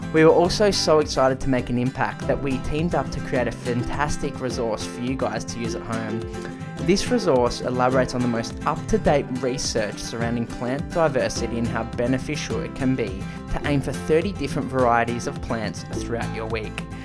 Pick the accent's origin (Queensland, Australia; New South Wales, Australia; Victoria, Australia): Victoria, Australia; Melbourne; my home state, Victoria, in Melbourne, Australia